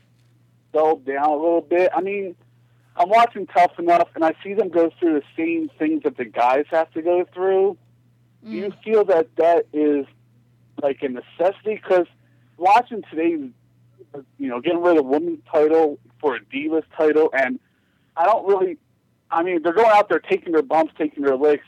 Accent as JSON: {"language": "English", "region": "Texas", "country": "United States", "said": "I'm from Texas."}